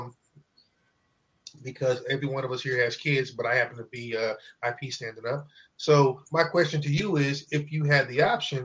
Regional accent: Midwest, United States; we're from the Midwest

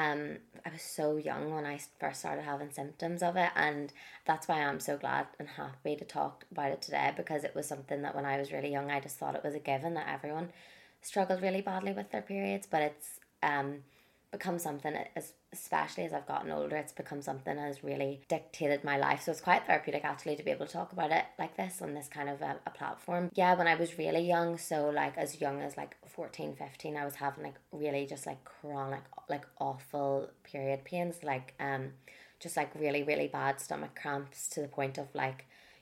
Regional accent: Ireland; I'm very passionate about being Irish and I went to an Irish school. So growing up, like, I wouldn't call myself, I definitely wouldn't call myself fluent in Irish

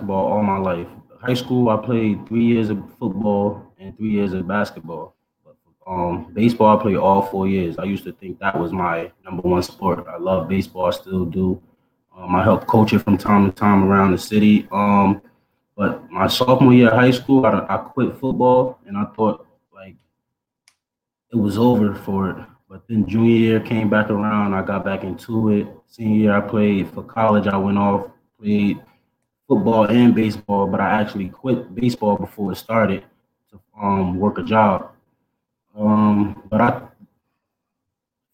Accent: Orange, New Jersey, United States; I am from Orange, New Jersey. So all the way on the East Coast, opposite side

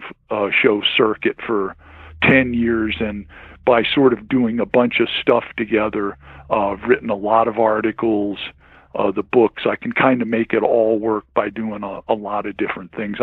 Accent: D.C., District of Columbia, United States; moved away as an adult; now in Colorado, United States; I grew up in right outside of Washington, D.C.

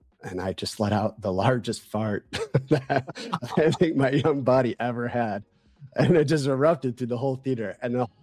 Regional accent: outside Chicago, Illinois, United States; I'm from Midwest, grew up eating spaghetti outside Chicago

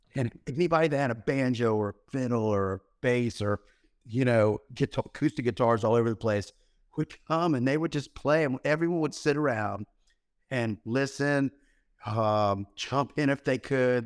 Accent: Florida, United States; we grew up in Florida down here

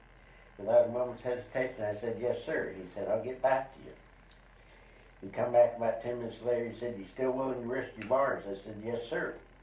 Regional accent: Billings, Montana, United States; Billings, Montana.

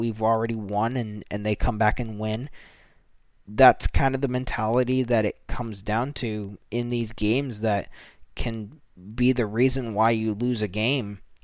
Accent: United States; being an American myself

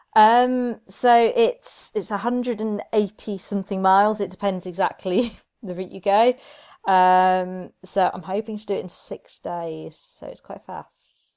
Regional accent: Reading, South East England, United Kingdom; moved away as an adult; also born or lived in Edinburgh / Dover / Nottingham; now in Derby, United Kingdom; I grew up in Reading.

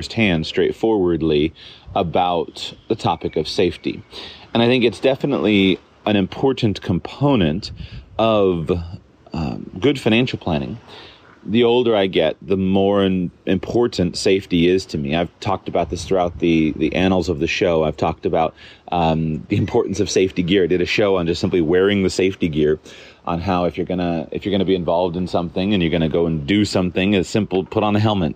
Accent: United States; moved away; my home country, the United States

